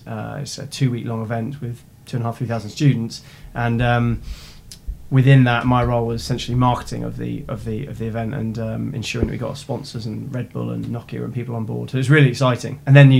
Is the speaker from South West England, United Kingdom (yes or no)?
yes; Sidmouth, South West England, United Kingdom; also born or lived in Seaton / Exeter; I grew up in Sidmouth, which is in East Devon, and for those who aren't familiar with the area, it's about a 20-minute drive from Exeter. So I grew up on the water. It's a seaside town, traditional seaside town.